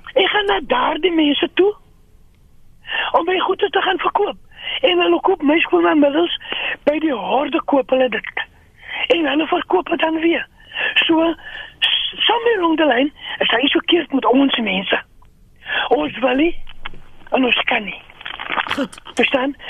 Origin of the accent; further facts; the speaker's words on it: South Africa; ons as Afrikaners